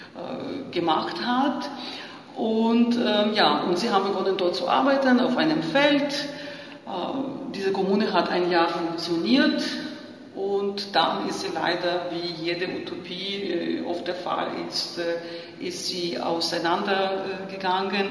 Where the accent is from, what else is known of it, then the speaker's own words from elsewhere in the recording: Lviv, Lviv Oblast, Ukraine; German is a second language; moved away; ich bin aufgewachsen und in die Schule gegangen zur Gorbatschow-Ära. Also die, ich, ich, komme aus Lemberg